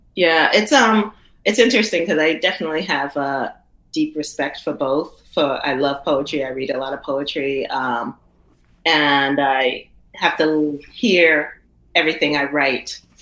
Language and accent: English; the South, United States; I come from the South, and and the Southern storytelling is just what it is